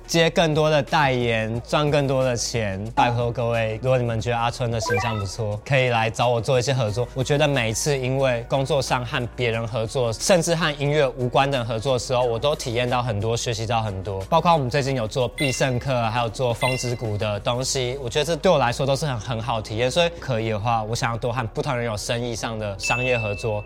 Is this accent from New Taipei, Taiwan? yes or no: yes; Wugu, New Taipei, Taiwan; 因为我小时候在五谷长大，五谷就是一个都是工厂招牌，杂乱不爽